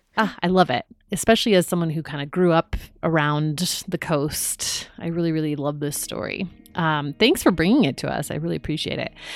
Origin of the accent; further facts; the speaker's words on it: Ventura County, California, United States; also born or lived in Hawaii; I grew up in Ventura County